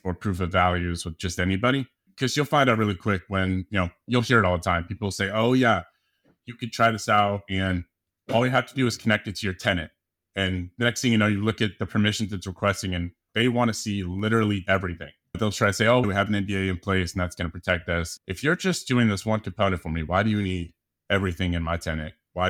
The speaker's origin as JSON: {"language": "English", "region": "Colorado", "country": "United States", "tie": "born or raised there", "also_born_or_lived": "San Diego", "said": "So yeah, I'm from San Diego and I've been out here for quite a while, grew up in Colorado"}